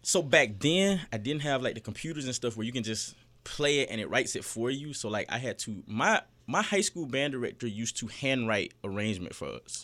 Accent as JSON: {"language": "English", "town": "Fort Valley", "region": "Georgia", "country": "United States", "tie": "born or raised there", "said": "I grew up in Fort Valley"}